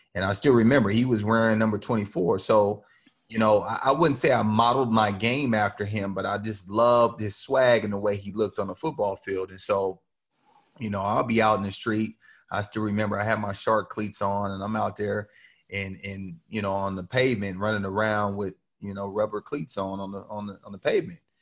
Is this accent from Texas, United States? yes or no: no; Rancho, California, United States; moved away as an adult; also born or lived in Ames, Iowa; Growing up in Rancho